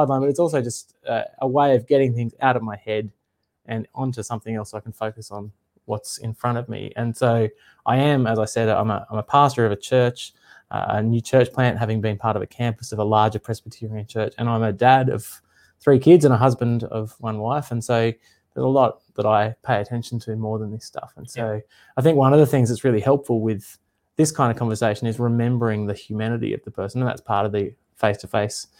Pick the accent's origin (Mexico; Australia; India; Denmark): Australia; north coast of New South Wales; also born or lived in Sydney; now in Queensland, Australia; I was born in Sydney and I grew up, did most of my growing up on the north coast of New South Wales